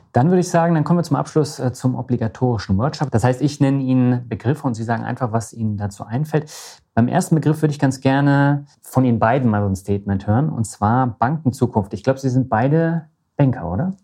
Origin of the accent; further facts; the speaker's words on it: Lübeck, Schleswig-Holstein, Germany; meiner Heimatstadt Lübeck